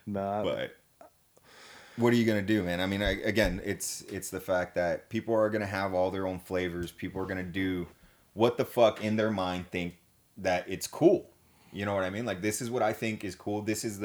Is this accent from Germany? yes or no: yes; Germany; Like, growing up in Germany, because old man was stationed out there.